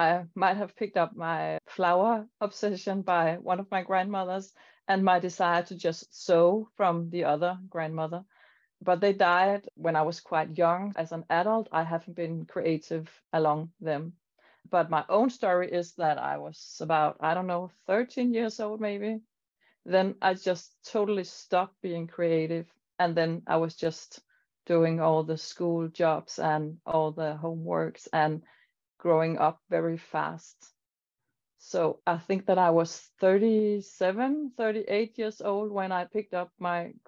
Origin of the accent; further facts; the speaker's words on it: Denmark; I'm here from Denmark